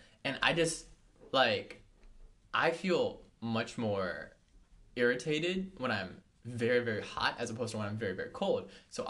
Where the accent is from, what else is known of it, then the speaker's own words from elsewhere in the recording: Canada; and I'm also Canadian.